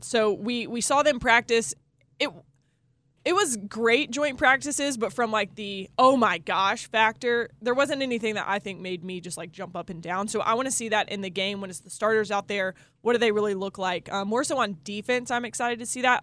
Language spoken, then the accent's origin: English; the Carolinas, United States; also born or lived in Indianapolis; I grew up in the Carolinas